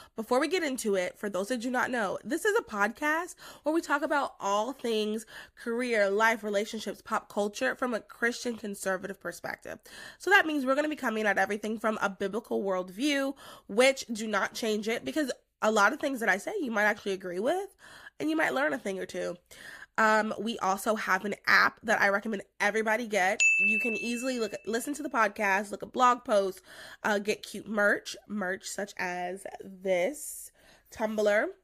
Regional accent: North Carolina, United States; moved away as an adult; also born or lived in New Jersey; I'm from North Carolina

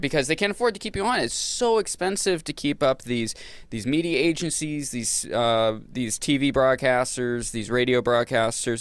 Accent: Maine, United States; growing up in Maine

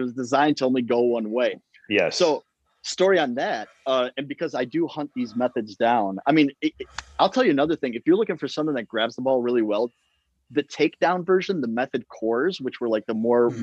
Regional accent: Chicago, Illinois, United States; I'm from Chicago

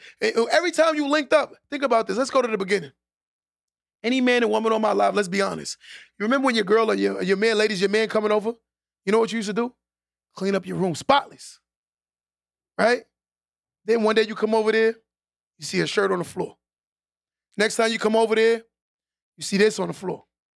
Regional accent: Nassau, New York, United States; I'm from Nassau

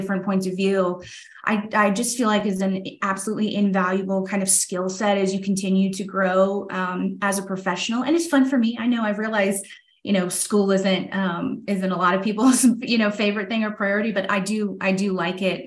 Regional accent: Tampa, Florida, United States; Tampa's always been kind of my hometown. I grew up just outside of Tampa

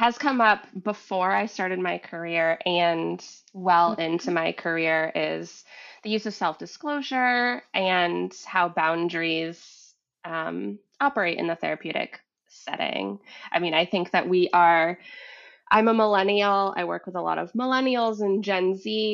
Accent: Vermont, United States; moved away as an adult; also born or lived in Massachusetts; I grew up in Vermont, and I had moved to Massachusetts.

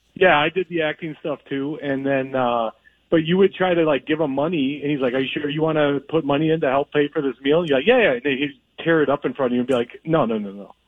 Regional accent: Minnesota, United States; moved away; I'm obviously from Minnesota

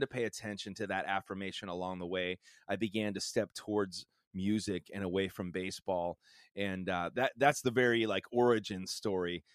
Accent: Chicago, Illinois, United States; a pastor's family and a small church growing up in the suc, uh, suburbs of Chicago

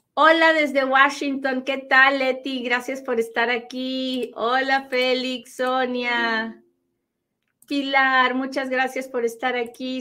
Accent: Peru; now in United States; he tomado la decisión de agarrarme de mis raíces peruanas

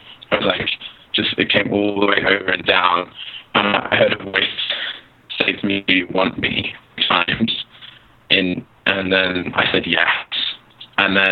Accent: Sydney, New South Wales, Australia; moved away as an adult; I grew up in Sydney, Australia

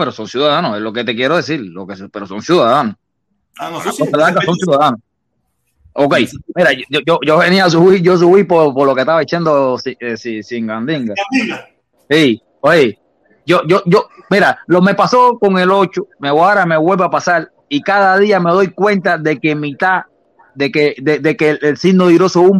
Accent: Cuba; moved away; uno de los motivos que por el que yo salí de Cuba, yo te lo conté.

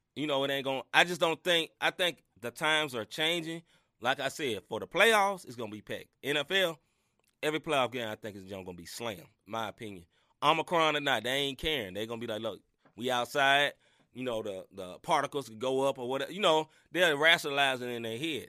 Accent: Memphis, Tennessee, United States; I grew up in Memphis, Tennessee

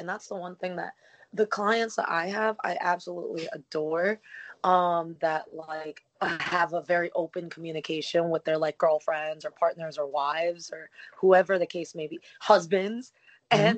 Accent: New Jersey, United States; moved away; I'm actually a Jersey girl

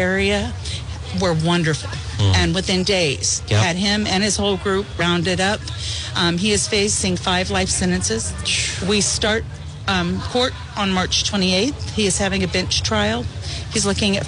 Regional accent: California, United States; moved away as an adult; also born or lived in El Paso, Texas; now in Springfield, United States; I was born in El Paso, Texas, and lived there. Was raised in California, living near the border there

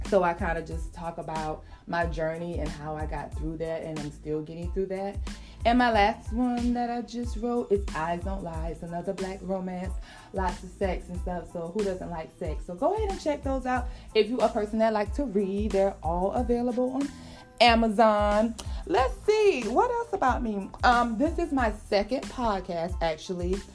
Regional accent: South Carolina, United States; also born or lived in Atlanta / Florida / Maryland; now in North Carolina, United States; I am originally from South Carolina. I now live in North Carolina. I've lived several places. I've lived in Atlanta. I lived in Florida.

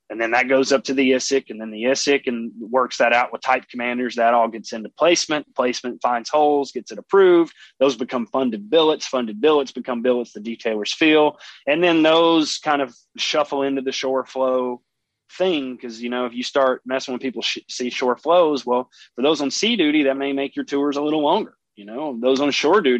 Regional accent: East Coast, United States; moved away; I'm from the East Coast.

